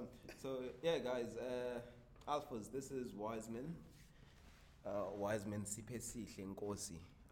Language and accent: English; Newcastle, KwaZulu-Natal, South Africa; So I'm from Newcastle. Mandadeni, Section 7. It's known for its own things, but it's like any other township. It has its good and bad things, but yeah. I'm proud, to come from that place.